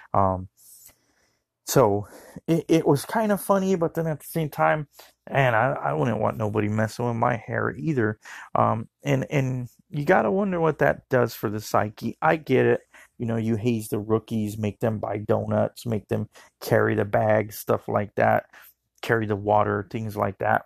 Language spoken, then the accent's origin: English; Arizona, United States; I'm from Arizona